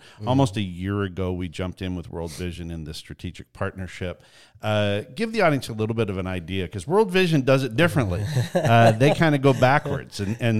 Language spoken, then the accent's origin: English; Canada; We grew up in Canada.